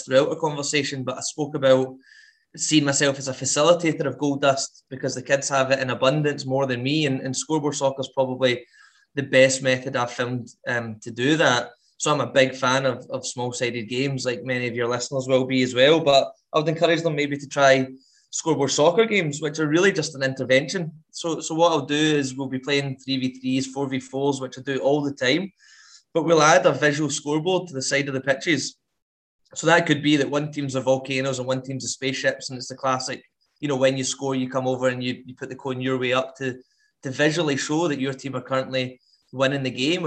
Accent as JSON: {"language": "English", "town": "Paisley", "region": "Scotland", "country": "United Kingdom", "also_born_or_lived": "United States", "moved": "as an adult", "lives_now": "Edinburgh, United Kingdom", "said": "I'm not from Edinburgh, I'm from Paisley originally"}